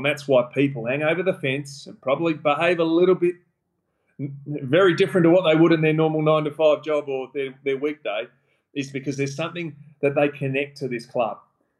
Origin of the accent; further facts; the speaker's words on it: Adelaide, South Australia, Australia; I grew up in the West Torrens zone. I went to St. Michael's in Adelaide, which is in the western suburbs of Adelaide, in the Eagle zone.